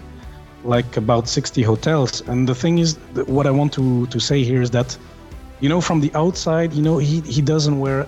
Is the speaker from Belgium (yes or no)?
yes; Belgium; I'm from Belgium